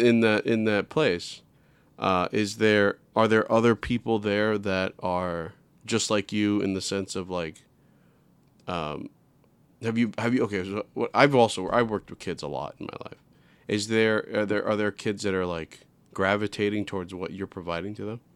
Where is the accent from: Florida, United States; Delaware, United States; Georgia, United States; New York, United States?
New York, United States; New York City; I'm from New York City